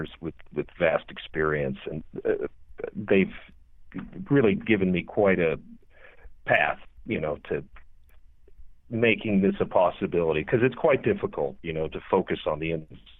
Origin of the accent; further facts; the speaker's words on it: Cleveland, Ohio, United States; also born or lived in Perrysville, Ohio; now in Oklahoma, United States; I grew up in Ohio, various parts, but I went to school around Cleveland and was born there.